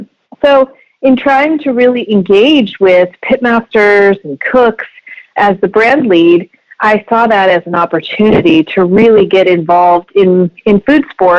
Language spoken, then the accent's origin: English; Des Moines, Iowa, United States; also born or lived in Hastings, Nebraska / Kansas City; I originally hail from Hastings, Nebraska, which is a small town in the middle, pretty much south-central middle part of Nebraska. And in my formative years, I grew up really in Des Moines, Iowa.